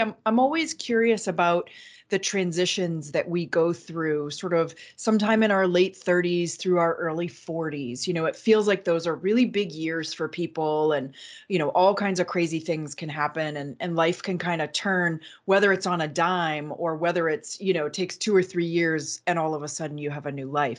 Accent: Manchester, New Hampshire, United States; I was born in Manchester, my mother was born in Manchester

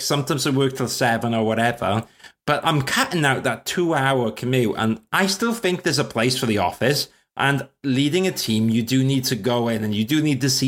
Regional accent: Wales, United Kingdom; now in London, United Kingdom; I'm Welsh and I live in South London

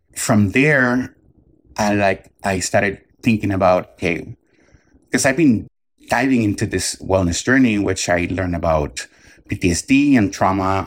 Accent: Puerto Rico; I grew up in Puerto Rico

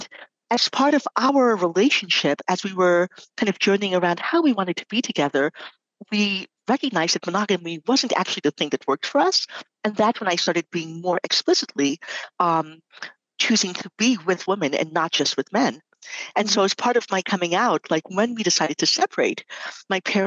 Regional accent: New York City, New York, United States; I grew up in New York City

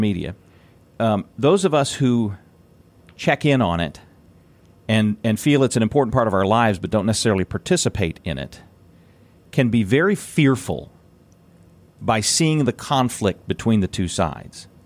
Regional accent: Indiana, United States; my hometown

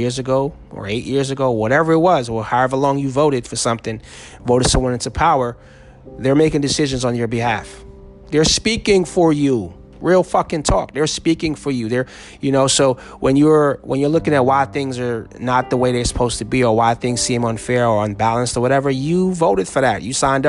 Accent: New Jersey, United States; moved away; I am 3 hours away from my home state of New Jersey.

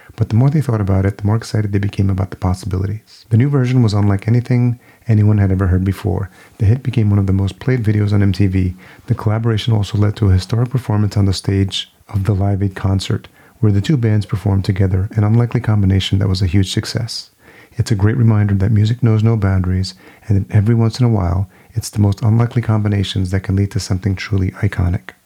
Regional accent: New York, United States; a DJ in the making growing up in New York was all about early hip hop and breakdancing

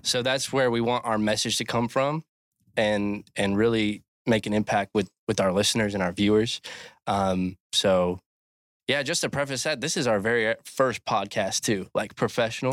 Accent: Cecil County, Maryland, United States; moved away as an adult; also born or lived in Texas; I am originally from Cecil County, Maryland, A K A Cecil Tucky, little redneck town

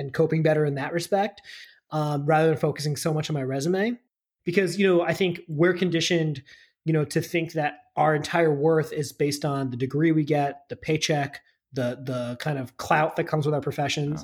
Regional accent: suburban New Jersey, United States; also born or lived in Boston, Massachusetts; I grew up in suburban New Jersey

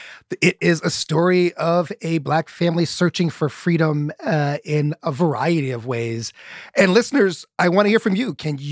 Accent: Indianapolis, Indiana, United States; I grew up in Indianapolis.

